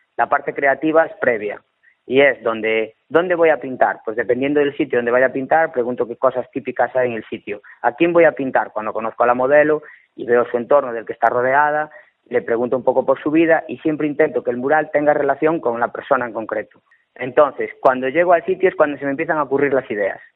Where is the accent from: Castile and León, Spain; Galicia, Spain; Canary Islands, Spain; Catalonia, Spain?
Galicia, Spain; Cambre; yo soy de Cambre